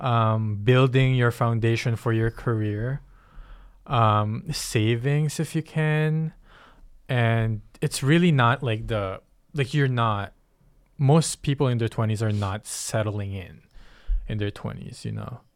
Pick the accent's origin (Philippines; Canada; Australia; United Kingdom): Philippines; moved away; I come from the Philippines